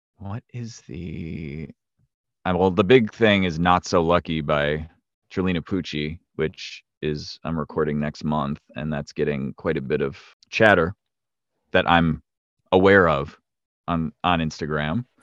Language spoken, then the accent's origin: English; north of Milwaukee, Wisconsin, United States; moved away as an adult; also born or lived in New York; I grew up in the Upper Midwest. I live in, I live in Wisconsin, like, north of Milwaukee, and I grew up in the area